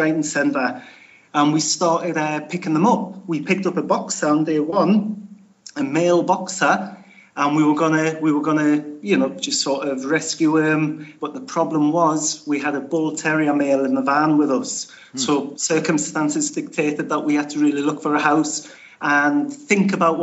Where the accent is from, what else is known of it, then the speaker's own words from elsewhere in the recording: Newcastle upon Tyne, North East England, United Kingdom; now in Spain; my dad was Irish, but I'm from Newcastle